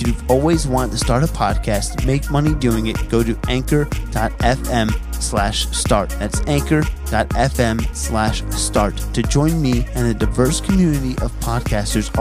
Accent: New Jersey, United States; moved away; I'm from Jersey originally

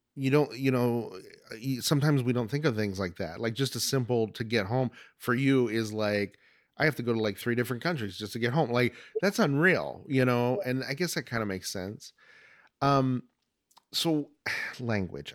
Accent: Oregon, United States; moved away as an adult; now in Arizona, United States; I was originally from Oregon, and moved to Arizona in ninety-eight

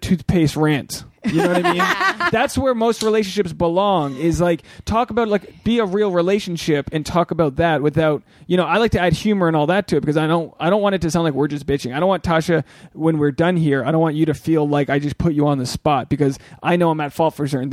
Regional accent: New England, United States; I'm from New England

